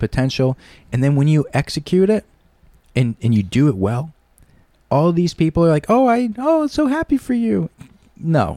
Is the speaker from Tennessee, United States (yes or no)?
no; Shelton, Connecticut, United States; I am a Shelton boy, born and raised in Shelton